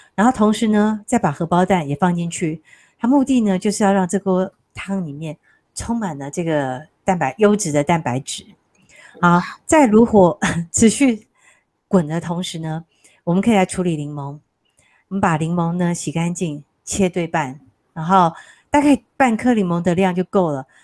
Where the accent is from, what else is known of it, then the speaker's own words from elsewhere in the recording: Taiwan; 我们台湾人吃香菜不就是剁碎嘛